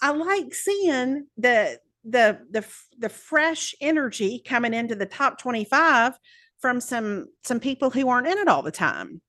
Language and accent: English; the South, Southern United States, United States; accent: Southern; also born or lived in Birmingham; self-conscious about my accent here